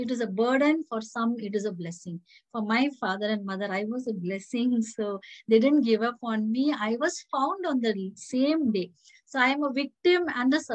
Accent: Bangalore, Karnataka, India; also born or lived in Belgaum; I was born in Bangalore

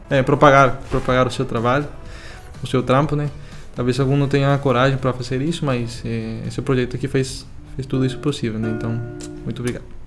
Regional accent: Venezuela; moved away; Eu sou da, da, Venezuela

